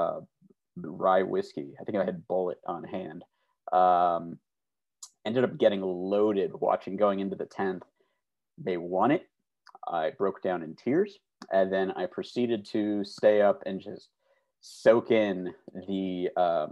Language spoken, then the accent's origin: English; Glen Ellyn, Illinois, United States; I grew up about 25 minutes due west of Chicago proper in a town called Glen Ellen, Illinois